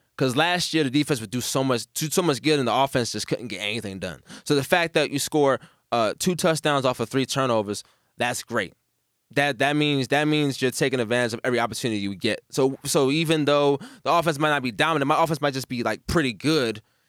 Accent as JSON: {"language": "English", "region": "Texas", "country": "United States", "tie": "born or raised there", "said": "Just respect my state, please. Respect my home state. … at Texas."}